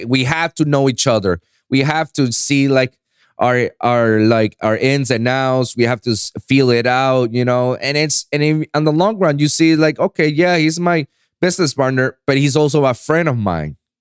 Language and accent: English; Puerto Rico; moved away as an adult; now in Miami, United States; I was born and raised in Puerto Rico, and I went my whole life into a American school that's set in Puerto Rico